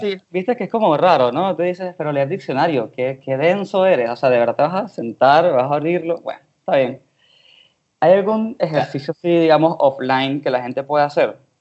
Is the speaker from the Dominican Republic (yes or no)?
no; Venezuela; yo soy venezolano